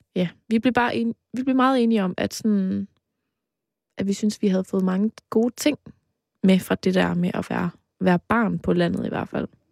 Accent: between Aarhus and Mols, Central Denmark Region, Denmark; du kørt lige forbi mit barndomshjem

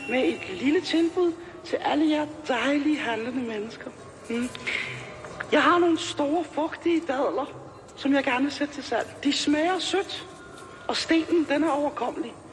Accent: Copenhagen, Capital Region of Denmark, Denmark; jeg er jo født og opvokset på Christiania

